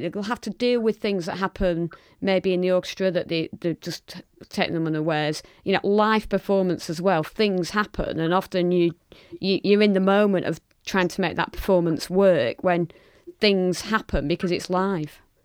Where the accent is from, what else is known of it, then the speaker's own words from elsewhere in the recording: Lancashire, North West England, United Kingdom; I'm proudly from Lancashire and from the north